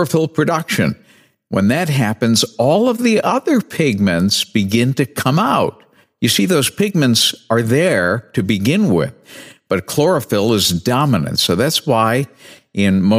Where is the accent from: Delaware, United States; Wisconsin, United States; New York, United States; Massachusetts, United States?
Massachusetts, United States; New Bedford; now in Northeast Ohio, United States; my hometown is, Southern New England, New Bedford.